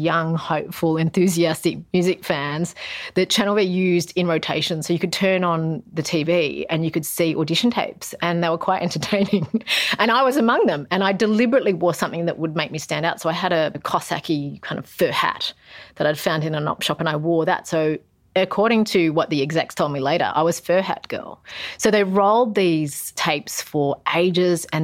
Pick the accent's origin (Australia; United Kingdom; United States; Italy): Australia; I'm Australian with a Japanese mum